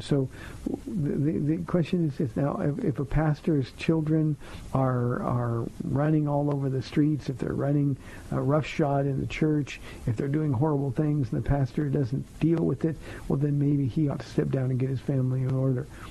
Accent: United States; as American Christians

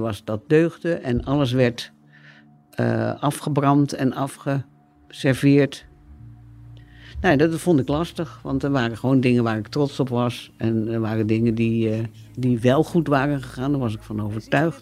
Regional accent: Rotterdam, South Holland, Netherlands; uit Rotterdam-Zuid kom en daar opgegroeid ben.

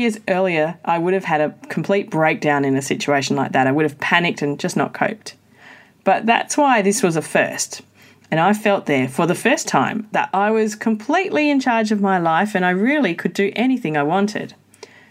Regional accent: Australia; also born or lived in Perth, Australia / Japan / Slovakia / Germany; I'm an Australian living in Perth, Western Australia

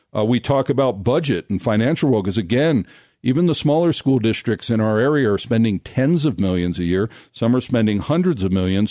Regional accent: United States; moved away as an adult; also born or lived in Israel; I was born in America

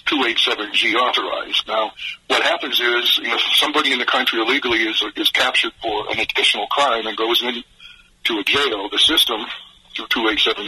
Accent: Michigan, United States; moved away as an adult; now in Georgia, United States; I grew up in Michigan, and I've lived in Georgia for 40 years

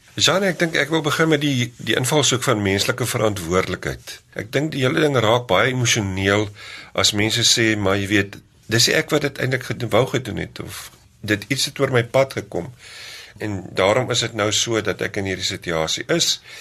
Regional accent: South Africa; ek het in die Karoo groot geword

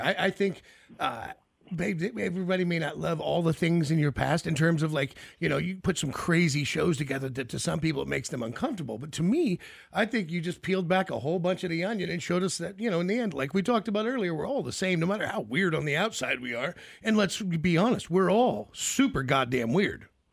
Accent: United States; If you're born as American

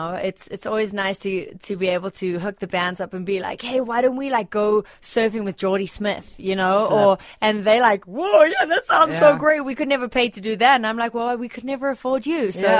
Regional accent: South Africa; And so, and then when they find out that I'm from South Africa, and then I'm like, well, I actually am African-American.

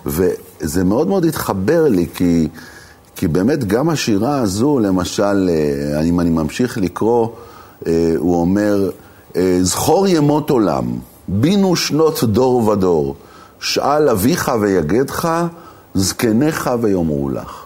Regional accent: Jerusalem, Jerusalem District, Israel; moved away; בתור ירושלמי לשעבר

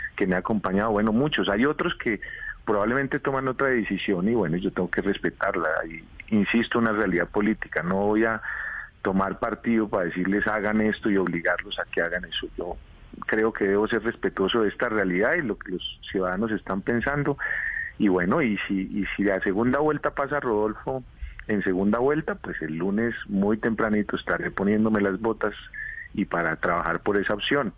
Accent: Boyacá, Colombia; en mi tierra

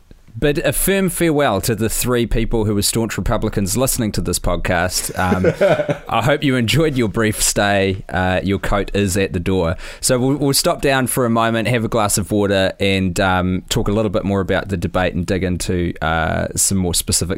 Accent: New Zealand; And I'm a dude from New Zealand who was watching the US presidential election first debate

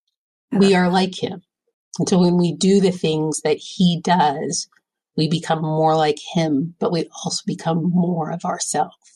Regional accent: California, United States; there's an older couple in my ward growing up in California

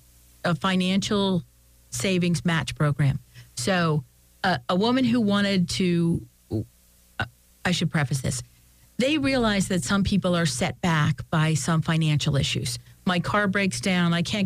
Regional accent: Philadelphia, Pennsylvania, United States; I came from Philadelphia, and there were very few women up here

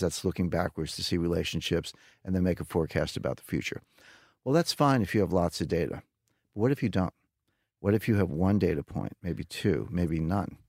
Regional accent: United States; as an American

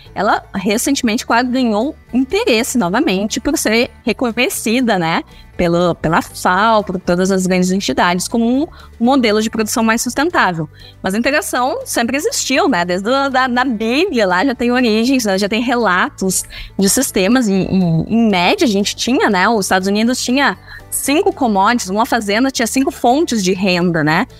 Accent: Santa Maria, Rio Grande do Sul, Brazil; also born or lived in Porto Alegre; Eu sou de Santa Maria, né? Sou gaúcha

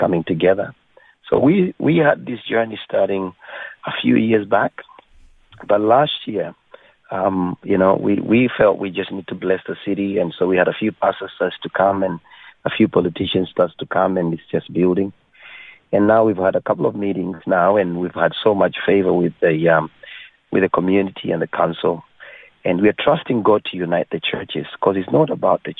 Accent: Kenya; moved away; I was born in Kenya

